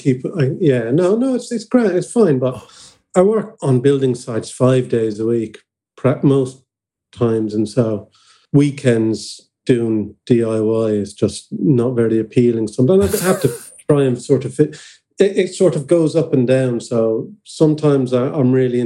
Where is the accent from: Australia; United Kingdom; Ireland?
Ireland; Tramore, Munster; moved away; Where I'm from is a seaside town in Ireland